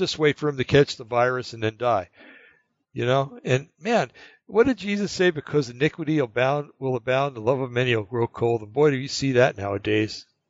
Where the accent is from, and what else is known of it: New Jersey, United States; born or raised there; moved away; also born or lived in California / North Carolina